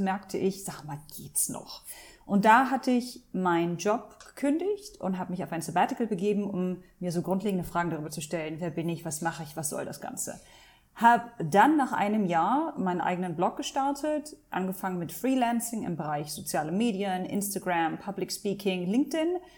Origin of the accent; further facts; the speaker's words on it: Hanover, Lower Saxony, Germany; moved away as an adult; also born or lived in Langenhagen / Abu Dhabi, United Arab Emirates; now in Dubai, United Arab Emirates; Ich bin in Deutschland geboren, aufgewachsen, sozialisiert worden